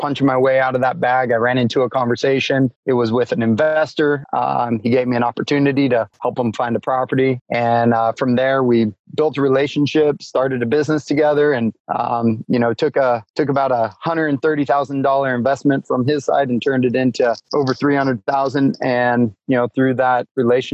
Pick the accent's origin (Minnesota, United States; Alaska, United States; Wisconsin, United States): Alaska, United States; growing up in Alaska